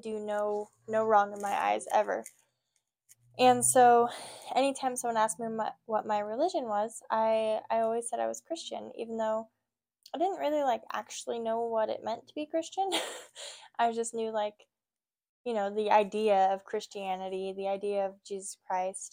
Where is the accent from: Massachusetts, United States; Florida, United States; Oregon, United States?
Oregon, United States; also born or lived in California; I'm from California originally. I moved up to Oregon when I was like 8, 9-ish.